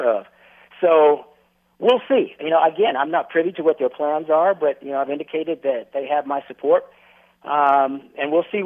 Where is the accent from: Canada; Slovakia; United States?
United States; Northern California; moved away as an adult; also born or lived in Southeast US; growing up in Northern California